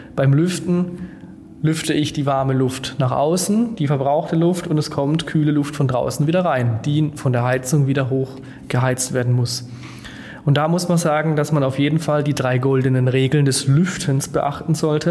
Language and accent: German; Germany; als Deutsche beziehungsweise als Europäer